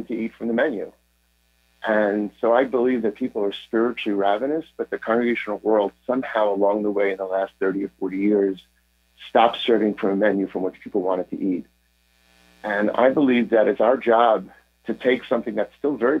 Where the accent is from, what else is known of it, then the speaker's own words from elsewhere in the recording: United States; I'm from here, I'm from the United States